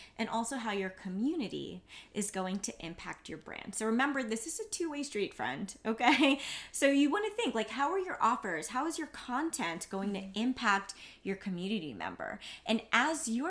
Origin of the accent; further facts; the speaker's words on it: New York City, New York, United States; I'm from Queens